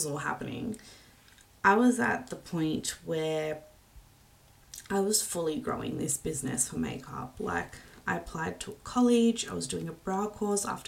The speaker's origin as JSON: {"language": "English", "town": "Wollongong", "region": "New South Wales", "country": "Australia", "said": "I'm from Wollongong"}